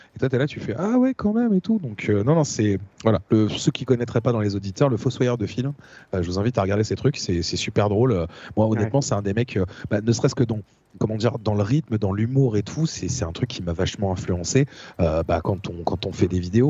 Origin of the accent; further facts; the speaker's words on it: Essonne, Île-de-France, France; là où j'ai grandi, euh, dans le quatre-vingt-onze